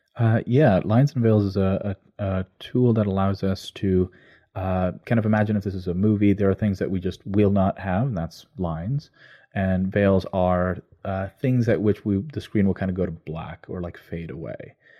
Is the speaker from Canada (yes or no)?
yes; Canada; when I was growing up in Canada